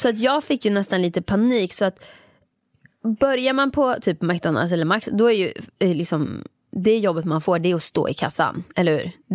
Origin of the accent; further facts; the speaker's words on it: Åmål, Västra Götaland, Sweden; moved away as an adult; jag jobbade där mellan, när jag var femton år tills jag flyttade från Åmål när jag var arton